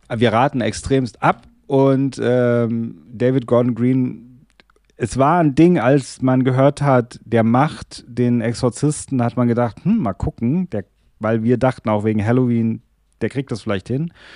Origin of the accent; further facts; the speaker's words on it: Germany; also born or lived in Darmstadt; bei uns in Deutschland